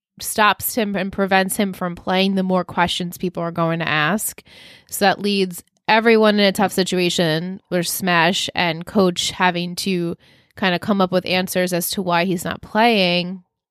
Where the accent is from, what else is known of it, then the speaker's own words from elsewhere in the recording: New York, United States; dad's from Pennsylvania, so they called it the clicker, Jimmy's, like everything was not, I mean, we're straight from Long Island.